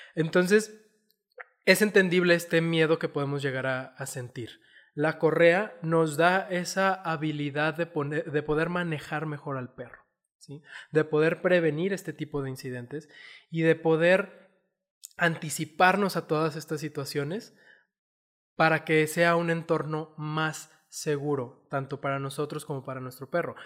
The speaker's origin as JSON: {"language": "Spanish", "region": "Chihuahua", "country": "Mexico", "moved": "yes", "lives_now": "Zapopan, Mexico", "said": "yo vengo de Chihuahua"}